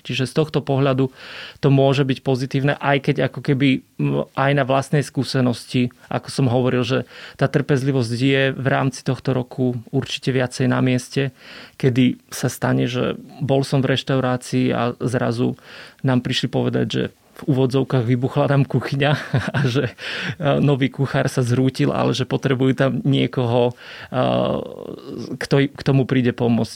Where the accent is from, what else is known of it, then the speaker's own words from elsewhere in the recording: Orava, Žilina Region, Slovakia; ja som z Oravy